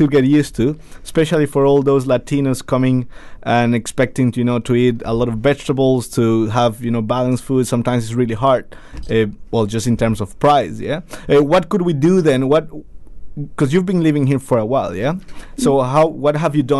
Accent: Ecuador; now in New Zealand; I'm from Ecuador

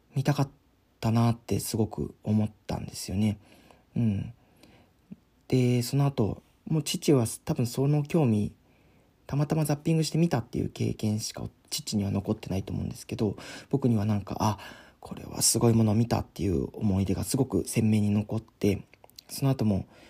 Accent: San'in, Japan; 僕の地元の FM 山陰

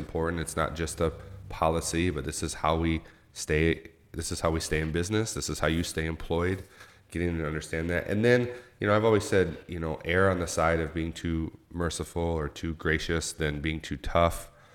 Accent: Owosso, Michigan, United States; also born or lived in New York; I grew up in Little Owasso here

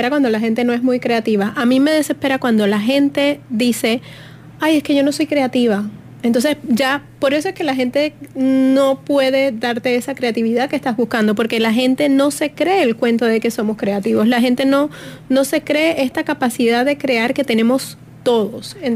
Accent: Puerto Rico; Yo quiero hablarlo otra vez así como puertorriqueña.

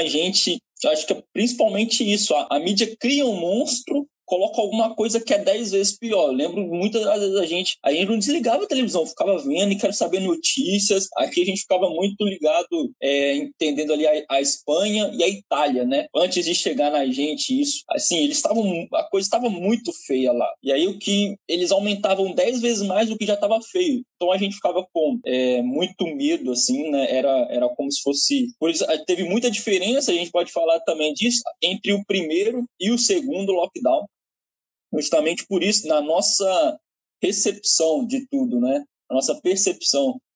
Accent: Mantena, Minas Gerais, Brazil; now in Portugal; eu sou de Mantena

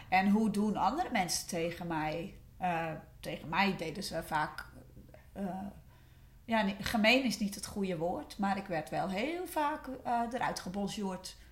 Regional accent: West Friesland, North Holland, Netherlands; Ik kom uit West-Friesland.

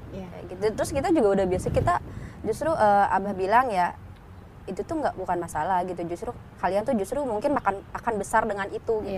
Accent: Garut, West Java, Indonesia; moved away as an adult; now in Jakarta, Indonesia; kita dari Garut yang pelosok

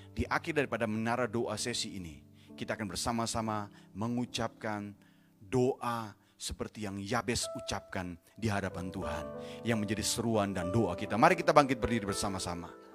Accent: Indonesia; negeri kami Indonesia

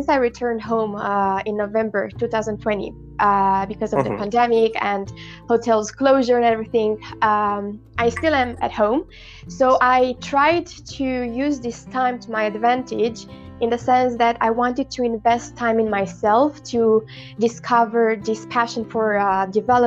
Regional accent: Galați, Galați County, Romania; I come from Romania, Galați

